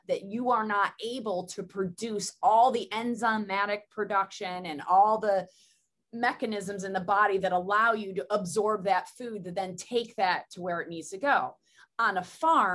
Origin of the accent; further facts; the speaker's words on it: Southern Tier of New York, United States; I come from Southern Tier of New York